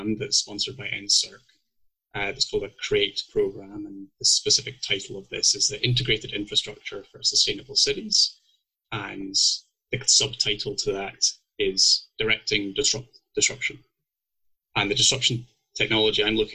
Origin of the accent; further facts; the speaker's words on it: Scotland, United Kingdom; moved away as an adult; now in Calgary, Canada; if people can't tell by my accent yet, I'm actually originally from Scotland.